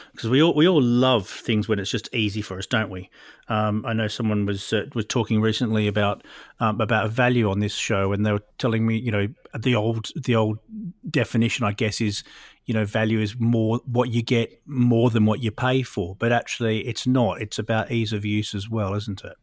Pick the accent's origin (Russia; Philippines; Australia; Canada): Australia; Perth, Western Australia; now in Oxfordshire, United Kingdom; I'm living in Oxfordshire these days, but I came from Perth originally